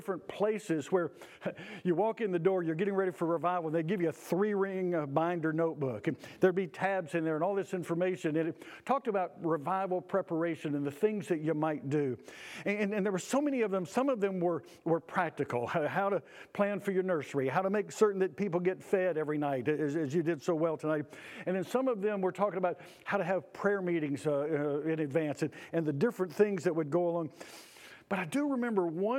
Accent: Auburn, Georgia, United States; the little church where I grew up in Auburn, Georgia

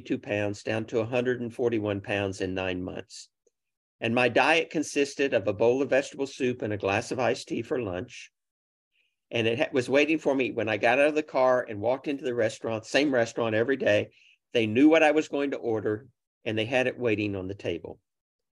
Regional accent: Oklahoma City, Oklahoma, United States; I grew up in Oklahoma City.

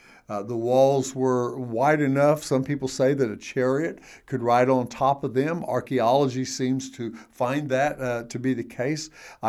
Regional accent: United States; I'm saying this as an American

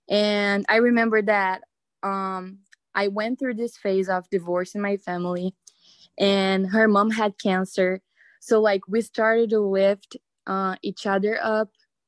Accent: Brazil; moved away; I moved out from a different country. Like, I was from Brazil. I moved cities

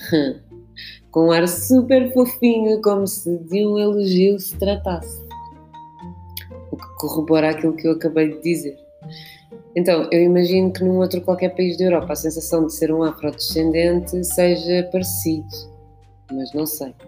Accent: Lisbon, Portugal; also born or lived in Guinea-Bissau; sou portuguesa, nasci cá, fui criada cá, em Benfica

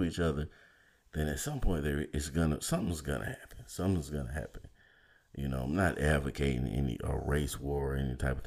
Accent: Valdosta, Georgia, United States; I grew up in Valdosta, Georgia

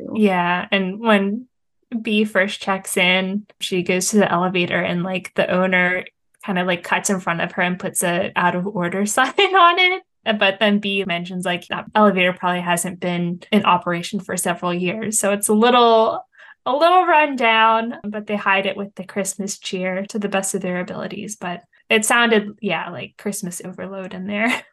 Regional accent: Hershey, Pennsylvania, United States; we're here in central Pennsylvania and I grew up here near Hershey and Hershey Park

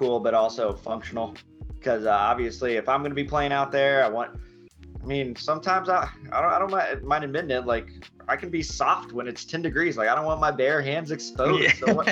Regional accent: Anchorage, Alaska, United States; moved away; also born or lived in East Coast; I grew up in Alaska playing hockey, and I moved to the East Coast

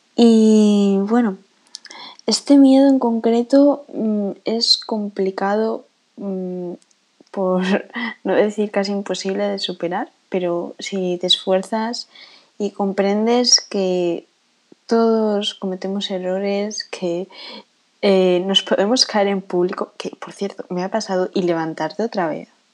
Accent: Spain; accent: Spanish; ya se sabe que soy española por el acento, creo, pero no voy a decir de qué parte

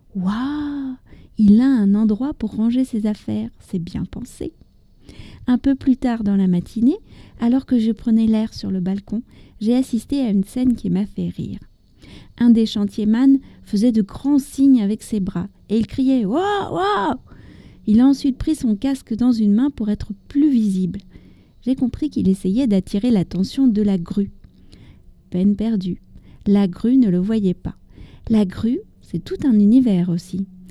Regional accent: France; also born or lived in near Paris; je suis française, j'habite près de Paris

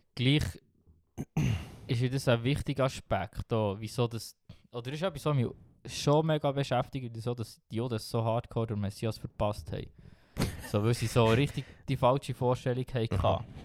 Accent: Switzerland; als Schweizer oder als Westler

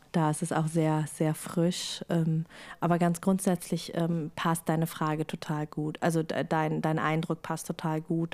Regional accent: Germany; bei uns in Deutschland

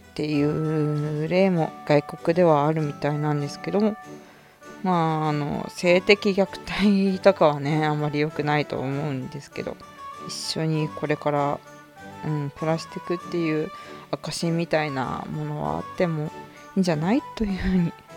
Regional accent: Hokkaido, Japan; 生まれも育ちも北海道なんですけど

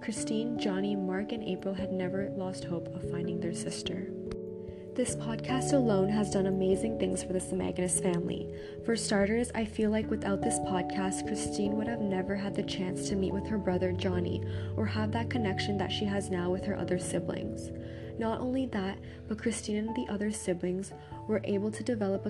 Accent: Toronto, Ontario, Canada; Born and raised in Canada under the Toronto Purchase Treaty 13

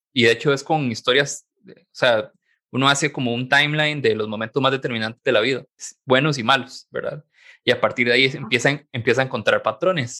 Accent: San Carlos, Alajuela, Costa Rica; moved away as an adult; yo soy de San Carlos en realidad, y me vine para acá a trabajar

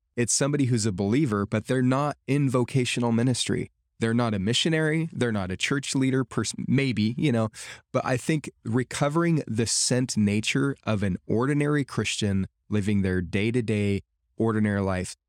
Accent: United States; living here in my home culture of America

